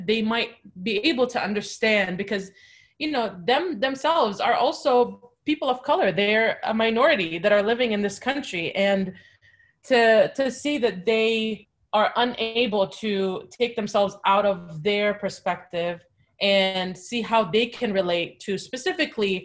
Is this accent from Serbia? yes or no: no; Jordan; moved away; my family's Palestinian, but I was born and raised in Jordan